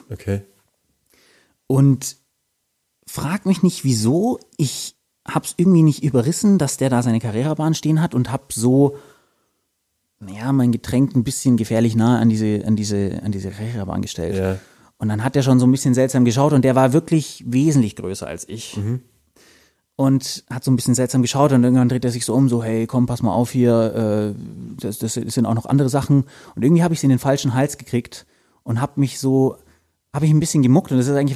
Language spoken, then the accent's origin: German; Bavaria, Germany; Ich komme aus Landkreis Fürth, vielleicht. Sprich, äh, die Michaeliskerber hat bei mir auch lange Tradition.